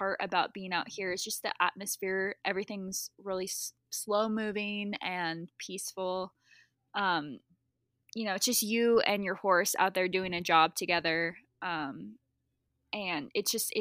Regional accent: Washington, United States; moved away as an adult; also born or lived in East Coast; now in Montana, United States; we actually both grew up in Washington State. I never felt like that was home. I'm originally from the East Coast

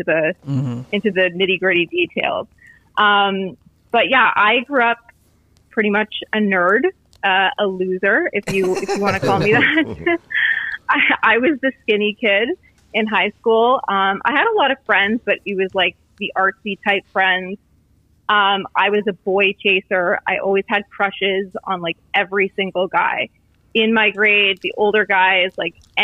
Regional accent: Canada; I grew up in Canada, so we were like Catholics, not Christians

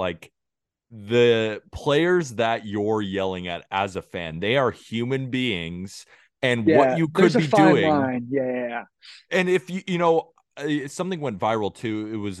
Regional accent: California, United States; now in New York, United States; I'm from California too.

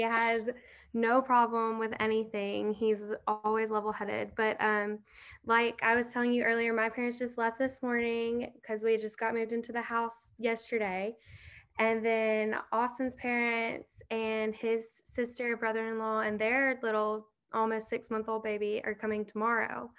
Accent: Southaven, Mississippi, United States; also born or lived in Hernando, Mississippi; I'm from South Haven, but I mean, it's like the same thing basically. We went to the same high school

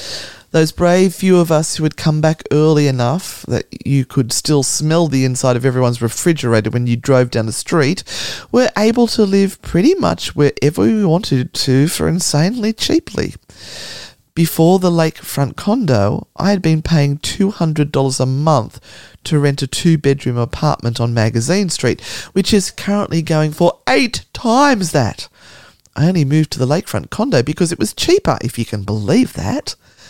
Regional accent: New Orleans, Louisiana, United States; I was born and raised in New Orleans, and Hurricane Katrina hit the summer after my senior year of high school.

